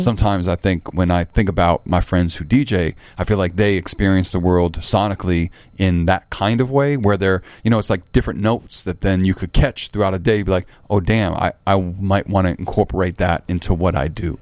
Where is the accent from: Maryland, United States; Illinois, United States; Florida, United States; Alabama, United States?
Illinois, United States; Chicago; as a Chicagoan